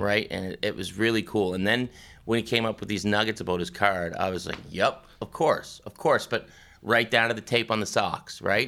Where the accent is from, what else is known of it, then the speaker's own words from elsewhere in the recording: Pictou County, Nova Scotia, Canada; now in Toronto, Canada; where Sid and I grew up, we're both from Nova Scotia